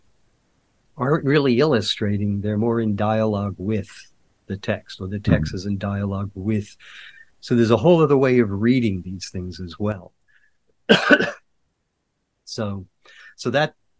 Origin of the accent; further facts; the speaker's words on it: Mount Vernon, New York, United States; I'm from actually Mount Vernon, New York